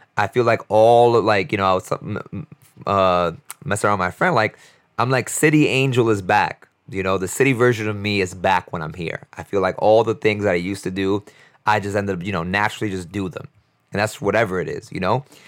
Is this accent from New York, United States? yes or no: yes; New York City, New York, United States; growing up in New York City